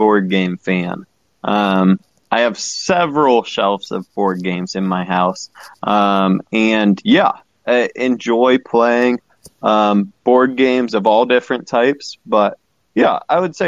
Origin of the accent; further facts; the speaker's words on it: Akron, Ohio, United States; I was born in Akron, Ohio, Akron Children's Hospital, specifically room 324.